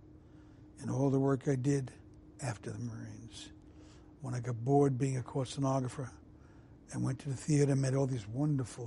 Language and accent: English; New York City, New York, United States; growing up in Brooklyn